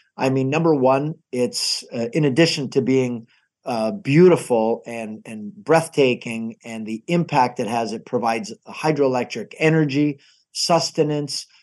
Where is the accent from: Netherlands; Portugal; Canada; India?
Canada; Niagara Falls, Ontario; Niagara Falls